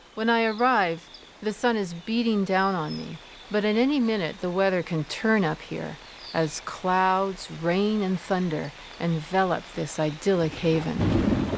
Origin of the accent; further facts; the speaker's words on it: Nova Scotia, Canada; moved away; also born or lived in Hawaii; My early years were spent growing up in Nova Scotia